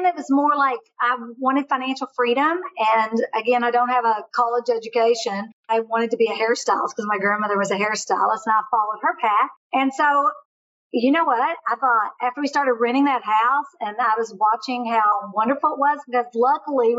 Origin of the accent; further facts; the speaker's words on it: Kentucky, United States; moved away; I'm from Kentucky. It was a great way every week to get back to Kentucky to be around my family.